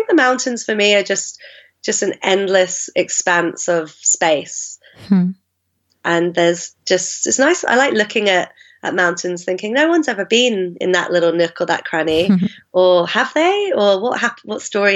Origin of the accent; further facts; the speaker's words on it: London, United Kingdom; accent: mongrel accent; I grew up in South London